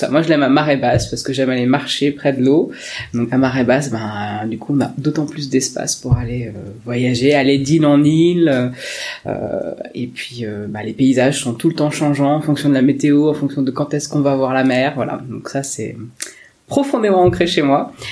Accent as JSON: {"language": "French", "town": "Perros-Guirec", "region": "Brittany", "country": "France", "said": "Alors euh, je suis hyper chauvine, je viens de la côte de Granit Rose. Je viens du côté de Perros-Guirec, toute ma famille, mon bassin familial est de ce coin-là."}